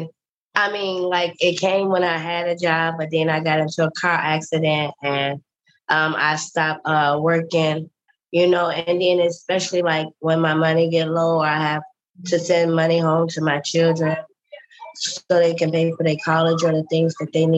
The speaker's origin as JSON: {"language": "English", "town": "Chicago", "region": "Illinois", "country": "United States", "moved": "yes", "lives_now": "Los Angeles, United States", "said": "I'm from Chicago, Illinois"}